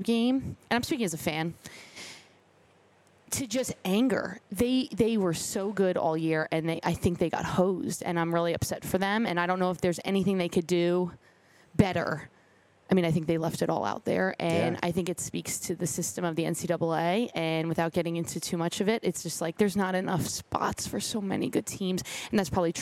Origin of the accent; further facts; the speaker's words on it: New York City, New York, United States; moved away; I'm from New York City. My first steps were jaywalking